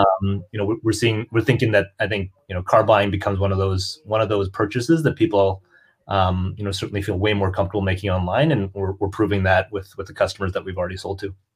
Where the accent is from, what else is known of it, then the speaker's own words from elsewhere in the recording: Canada; I'm also Canadian.